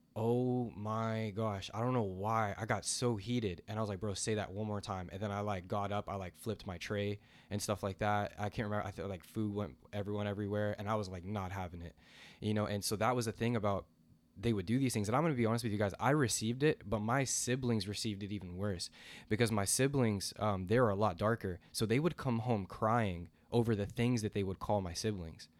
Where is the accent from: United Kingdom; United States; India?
United States; the South; I grew up in the South